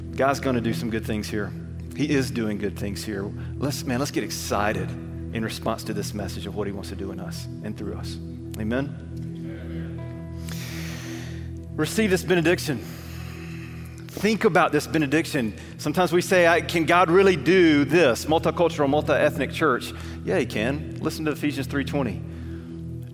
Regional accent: Alabama, United States; I grew up in Alabama

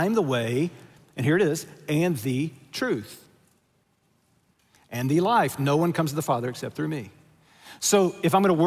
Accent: United States; we're American

